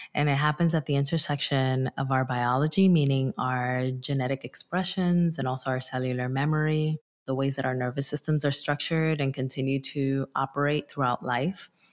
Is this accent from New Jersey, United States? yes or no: yes; Newark, New Jersey, United States; also born or lived in Dominican Republic; I also immigrated from the Dominican Republic when I was five, and I migrated to my hometown, which is Newark, New Jersey